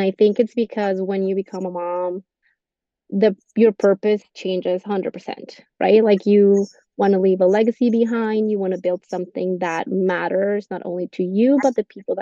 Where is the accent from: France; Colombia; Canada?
Colombia; English is a second language; moved away as an adult; also born or lived in Texas; now in United States; when I went to school back in Colombia, I went in Spanish, and when I got here, I had to relearn every term